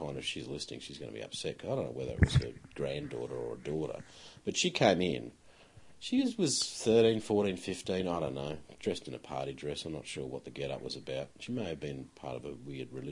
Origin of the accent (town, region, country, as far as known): Australia